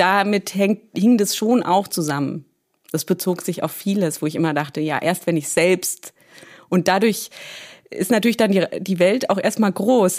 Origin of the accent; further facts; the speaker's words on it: Berlin, Germany; geboren bin ich ganz banal in Berlin